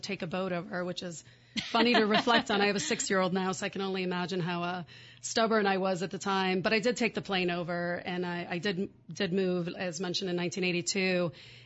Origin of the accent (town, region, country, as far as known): Pittsburgh, Pennsylvania, United States; born or raised there; also born or lived in Sweden